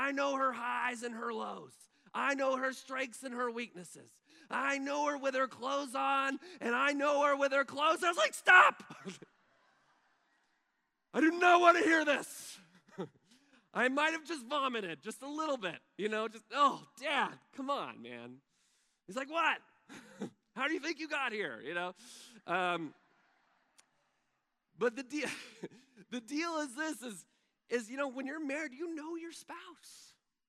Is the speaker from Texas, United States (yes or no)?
yes; Texas, United States; first language English; I'm from Texas